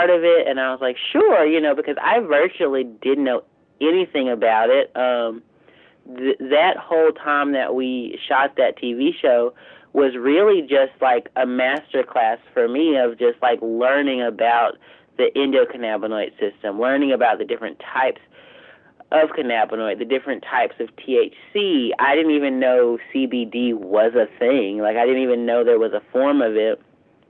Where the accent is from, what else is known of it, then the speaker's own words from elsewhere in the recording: southeastern Arkansas, United States; moved away as an adult; also born or lived in Fayetteville, Arkansas; So I'm from Arkansas, but like I'm from like straight laced southern eastern Arkansas, with like, you know, on the side of a river and, you know, swamps